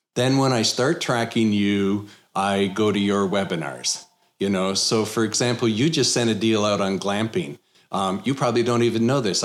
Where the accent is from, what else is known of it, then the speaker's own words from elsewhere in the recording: Canada; now in Texas, United States; I'm originally from Canada.